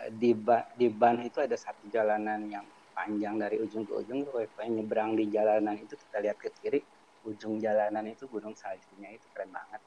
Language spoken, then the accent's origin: Indonesian; Cilegon, Banten, Indonesia; kita kan dari Cilegon